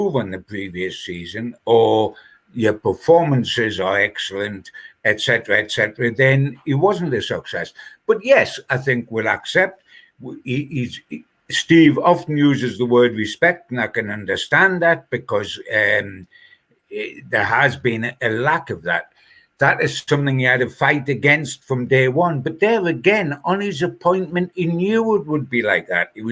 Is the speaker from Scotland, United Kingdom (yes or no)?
no; Newcastle upon Tyne, North East England, United Kingdom; as a Geordie